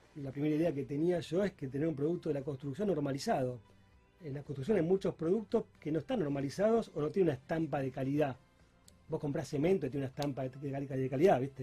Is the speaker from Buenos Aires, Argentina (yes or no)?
no; Rosario, Santa Fe, Argentina; moved away as an adult; also born or lived in Peru / Chile; he estado viviendo mucho tiempo fuera de Rosario, incluso fuera del país